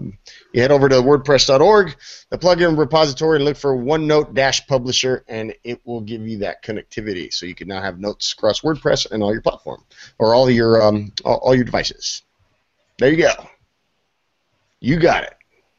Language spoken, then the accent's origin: English; Anaheim, California, United States; moved away; I'm from Anaheim originally